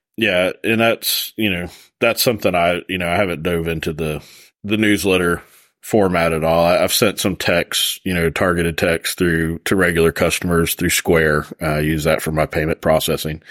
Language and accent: English; Florida, United States; moved away; I'm from Florida originally